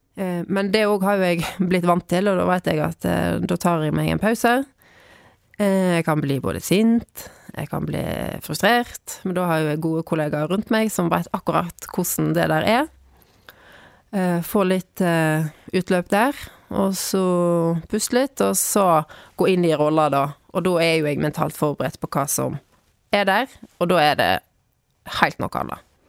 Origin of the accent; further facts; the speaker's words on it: Bygstad, Vestland, Norway; moved away as an adult; also born or lived in Trondheim / Bergen; jeg er fra Bygstad. Og ehm, jeg flyttet hjem igjen for tre år siden, da.